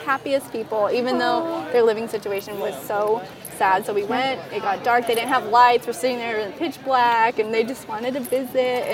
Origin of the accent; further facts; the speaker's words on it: California, United States; We're from California